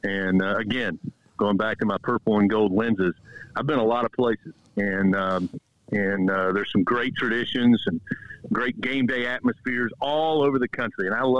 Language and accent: English; Kentucky, United States; moved away; my home state of Kentucky